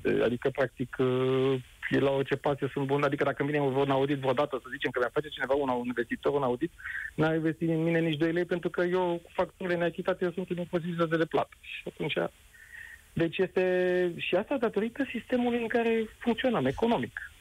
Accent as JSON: {"language": "Romanian", "country": "Romania", "said": "noi ca români"}